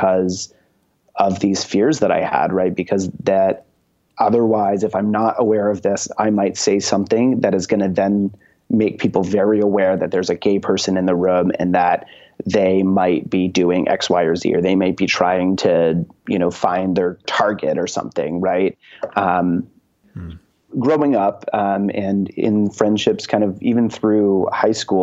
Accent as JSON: {"language": "English", "region": "Maine", "country": "United States", "said": "I'm from Maine"}